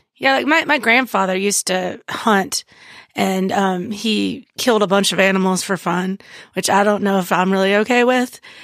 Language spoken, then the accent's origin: English; Indiana, United States; moved away; also born or lived in New Orleans; I grew up in Indiana